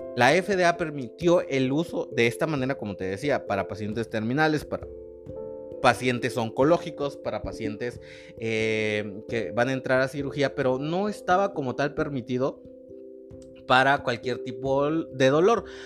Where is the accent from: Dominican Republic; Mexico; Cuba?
Mexico; also born or lived in Monterrey, Mexico; nosotros como mexicanos